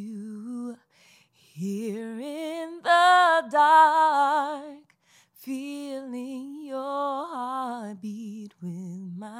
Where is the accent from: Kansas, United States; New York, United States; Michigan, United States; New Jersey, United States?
New York, United States; Bronx; So since okay. we're from the Bronx